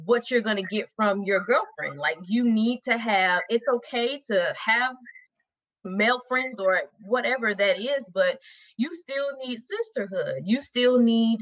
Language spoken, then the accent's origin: English; Atlanta, Georgia, United States; I grew up in Atlanta. I'm from Atlanta